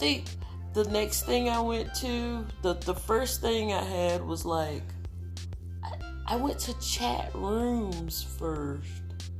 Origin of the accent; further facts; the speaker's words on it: Georgia, United States; I was born in Georgia.